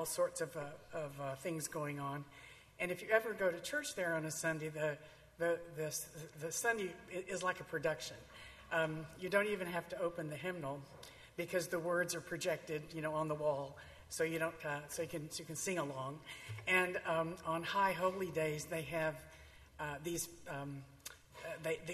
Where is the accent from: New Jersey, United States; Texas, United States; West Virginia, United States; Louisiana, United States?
Texas, United States; Tyler; I grew up in Tyler, Texas, and was raised in the Southern Baptist Church.